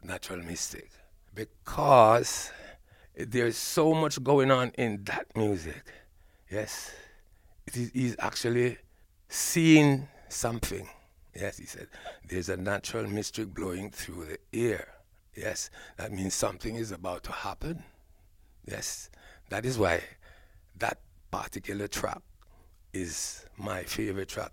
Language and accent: English; Jamaica; moved away as an adult; now in England; I was born in Jamaica, and I was schooled in Ja-, Jamaica